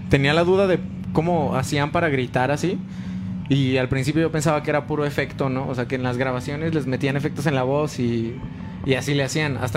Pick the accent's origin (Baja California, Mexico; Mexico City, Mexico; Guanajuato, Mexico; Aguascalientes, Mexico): Guanajuato, Mexico; León; Sí, soy de León.